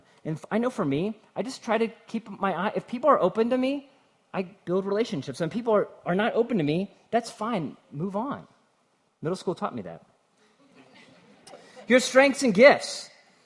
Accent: Cincinnati, Ohio, United States; I'm from Cincinnati, and so I'm close enough that you can almost taste the bourbon

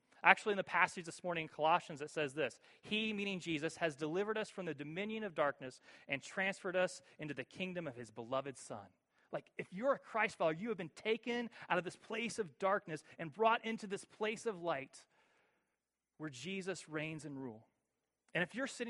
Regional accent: Cleveland, Ohio, United States; I grew up in Cleveland for most of my life

